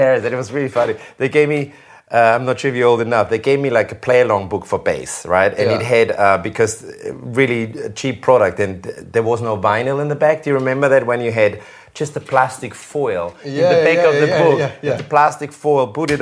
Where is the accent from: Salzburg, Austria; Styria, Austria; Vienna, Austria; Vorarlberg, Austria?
Salzburg, Austria; now in United Kingdom; Salzburg, my hometown from Austria.